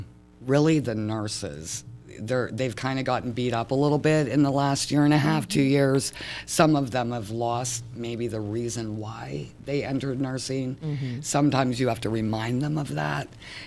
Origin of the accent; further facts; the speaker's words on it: Michigan, United States; I am from Michigan. I do not like snow.